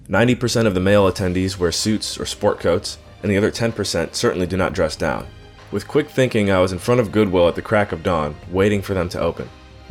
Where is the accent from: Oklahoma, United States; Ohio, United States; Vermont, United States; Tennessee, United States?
Ohio, United States; Cleveland; moved away as an adult; also born or lived in Western Pennsylvania / Belize / Washington, D.C. / Mountain View, California; now in St. John's, Canada; I grew up in Cleveland, Ohio, went to college in Western Pennsylvania, and studied for 2 years in Belize. Additionally, I've lived in Washington, D.C., and most recently lived in Silicon Valley.